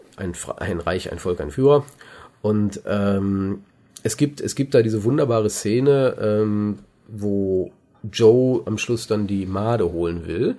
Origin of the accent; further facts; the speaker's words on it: Germany; als Deutscher